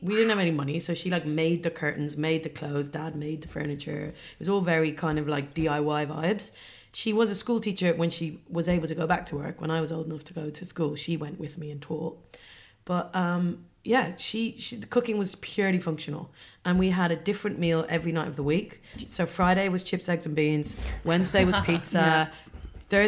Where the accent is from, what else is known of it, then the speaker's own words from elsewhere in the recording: Dublin, Leinster, Ireland; moved away; I was brought up in Dublin, and I had a really like nice upbringing. I was brought up in the suburbs of Dublin